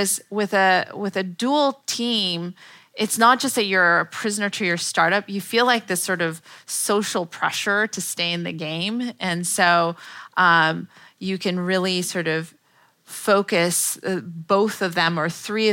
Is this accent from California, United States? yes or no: yes; Palo Alto, California, United States; I'm from Palo Alto